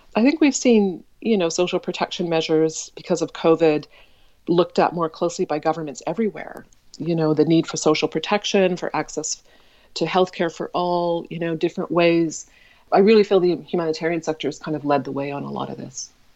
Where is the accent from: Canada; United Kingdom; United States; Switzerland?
Canada; Saskatoon, Saskatchewan; I was born in Saskatoon, Saskatchewan, which is midwest of Canada, into a Baha'i family